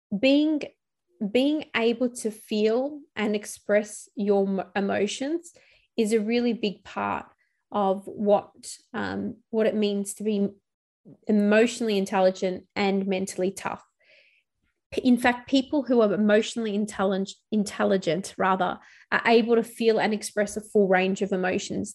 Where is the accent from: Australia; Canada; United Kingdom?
Australia; Melbourne, Victoria; returning back to my hometown of Melbourne